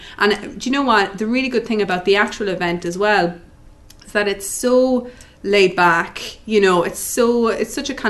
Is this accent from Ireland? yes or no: yes; West Cork, Munster, Ireland; moved away; I'm from West Cork originally